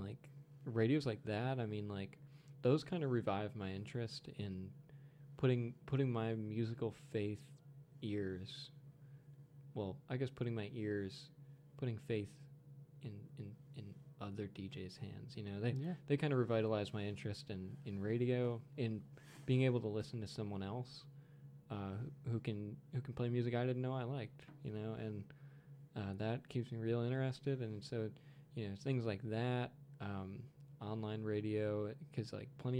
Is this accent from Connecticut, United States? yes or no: yes; Connecticut, United States; I'm from Connecticut